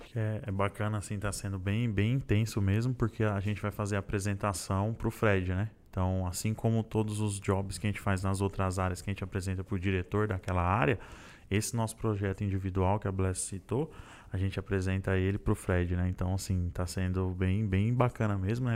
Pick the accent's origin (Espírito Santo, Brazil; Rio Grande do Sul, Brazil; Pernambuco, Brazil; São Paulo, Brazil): São Paulo, Brazil; Santo André; sou de Santo André, do Grande ABC Paulista